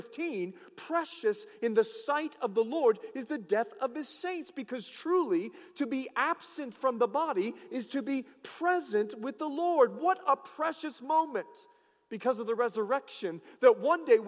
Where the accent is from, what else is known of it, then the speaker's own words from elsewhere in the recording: Bahamas; I'm from the Bahamas.